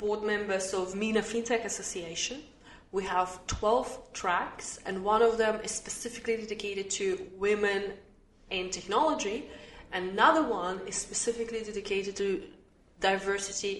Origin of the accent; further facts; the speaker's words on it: Australia; also born or lived in United Arab Emirates; now in Dubai, United Arab Emirates; I look at my own country, Australia